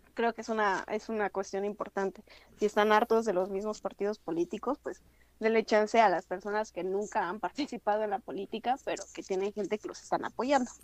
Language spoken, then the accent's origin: Spanish; Monterrey, Nuevo León, Mexico; Yo, como regia